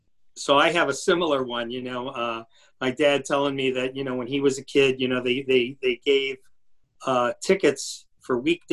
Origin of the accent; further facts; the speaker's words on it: Cleveland, Ohio, United States; I grew up in Cleveland